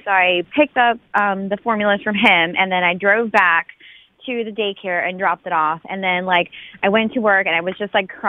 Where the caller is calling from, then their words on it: Raleigh, North Carolina, United States; Raleigh, yeah.